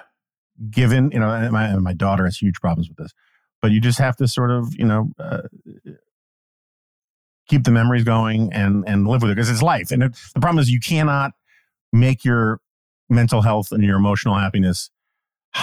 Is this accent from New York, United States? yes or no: yes; New York, United States; As a kid growing up in New York, there was some establishment, Lichtman's Bakery on 86th in Amsterdam